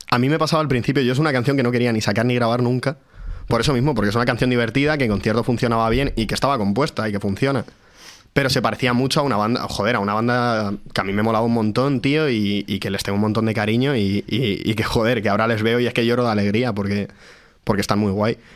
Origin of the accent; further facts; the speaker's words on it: Madrid, Community of Madrid, Spain; porque los que somos de Madrid, pues tampoco los valoramos